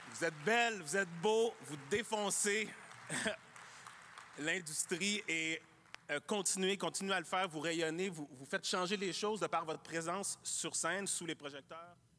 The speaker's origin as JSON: {"language": "French", "town": "Rosemère", "region": "Quebec", "country": "Canada", "tie": "born or raised there", "also_born_or_lived": "Montreal", "said": "je suis né à Montréal, mais mes parents ont déménagé très vite à Rosemère"}